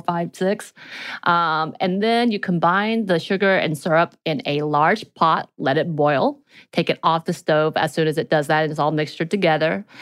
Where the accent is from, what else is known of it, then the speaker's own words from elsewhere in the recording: the mountains of Georgia, United States; growing up in the mountains of Georgia.